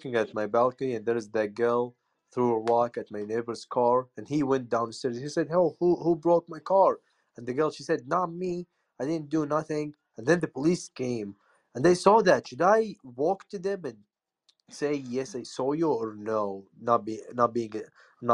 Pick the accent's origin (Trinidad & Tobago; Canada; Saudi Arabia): Saudi Arabia; Jeddah, Makkah Province; I'm from Jeddah, which is the city I live in here in Saudi Arabia